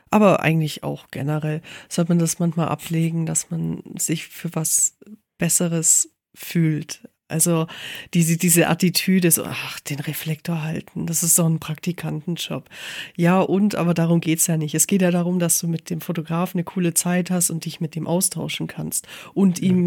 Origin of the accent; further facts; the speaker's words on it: Bavaria, Germany; also ich komme aus dem Allgäu, natürlich ist Wien riesig für mich.